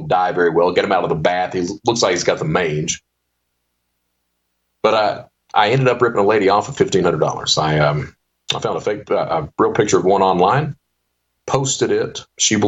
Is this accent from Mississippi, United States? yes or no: no; Eastern Kentucky, United States; also born or lived in Panama City, Florida / Hazard, Kentucky; I come from Eastern Kentucky